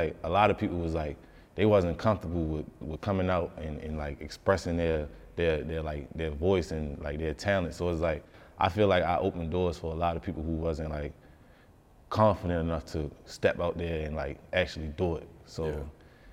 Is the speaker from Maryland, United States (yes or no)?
yes; Baltimore, Maryland, United States; growing up in Baltimore